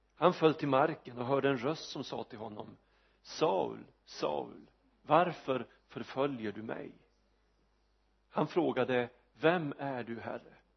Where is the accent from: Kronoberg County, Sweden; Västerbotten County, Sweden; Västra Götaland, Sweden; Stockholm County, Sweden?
Västerbotten County, Sweden; Vormsele; vi hade en ung evangelist i min hemby Vormsele